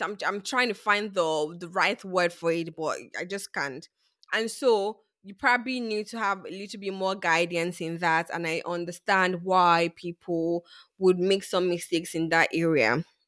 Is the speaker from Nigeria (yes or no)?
yes; Nigeria; I grew up in Nigeria